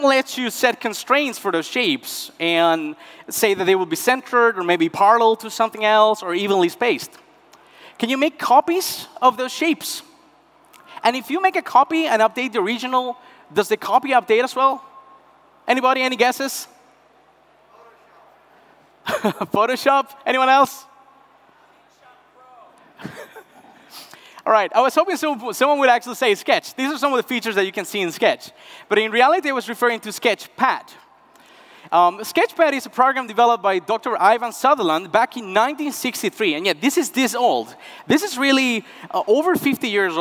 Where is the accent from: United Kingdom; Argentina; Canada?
Argentina; Northwest Argentina; moved away; Around 10 years ago, I left my hometown in the heart of the northwest of Argentina